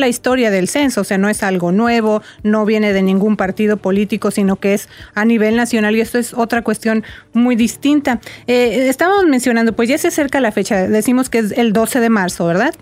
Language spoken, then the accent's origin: Spanish; Mexico; now in Las Vegas, United States; allá en México, ¿verdad? De donde yo soy